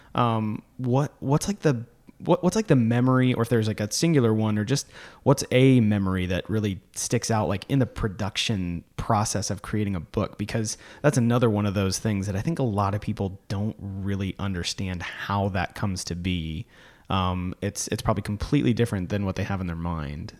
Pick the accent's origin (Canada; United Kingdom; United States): United States; Florida; also born or lived in Virginia; I grew up in Florida, so not East Tennessee